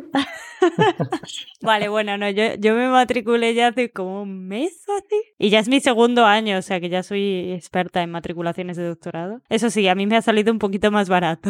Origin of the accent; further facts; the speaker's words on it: Madrid, Community of Madrid, Spain; moved away as an adult; now in Barcelona, Spain; soy de Madrid